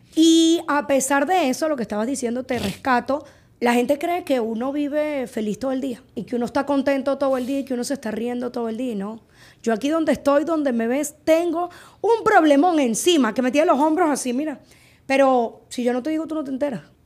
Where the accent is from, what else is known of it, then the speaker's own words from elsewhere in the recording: Margarita Island, Nueva Esparta, Venezuela; moved away as an adult; la casa de mis papás mi casa de Margarita de toda la vida, nosotros vivíamos ahí.